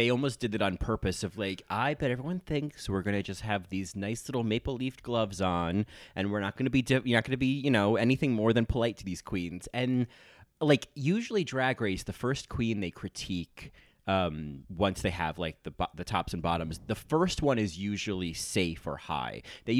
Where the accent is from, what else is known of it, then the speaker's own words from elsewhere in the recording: New York, United States; Well, I'm like from New York, so I say Toronto.